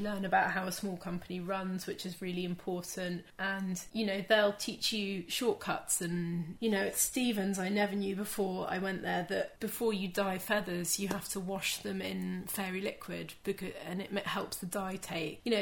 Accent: United Kingdom; being British

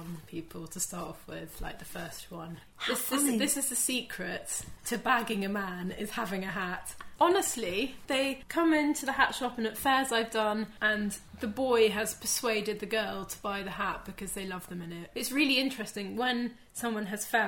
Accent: United Kingdom; being British

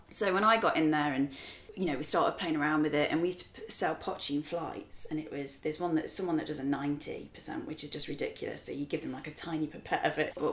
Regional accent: England, United Kingdom; accent: English

